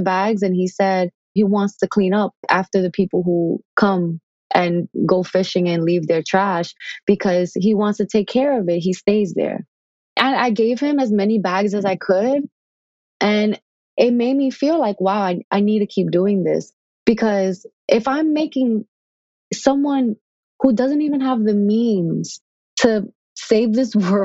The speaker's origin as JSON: {"language": "English", "town": "New York City", "region": "New York", "country": "United States", "said": "I'm from the Bronx"}